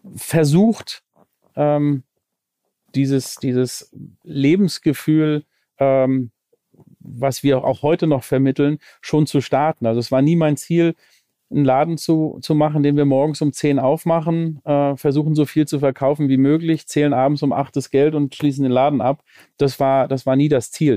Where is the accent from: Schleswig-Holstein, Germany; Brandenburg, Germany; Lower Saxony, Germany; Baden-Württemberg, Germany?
Schleswig-Holstein, Germany; Lübeck; born or raised there; now in Cologne, Germany